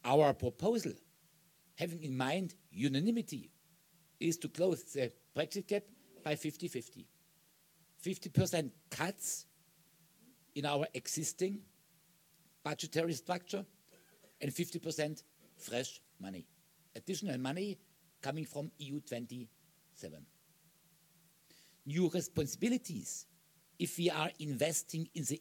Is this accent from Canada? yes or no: no; Germany; My home country, Germany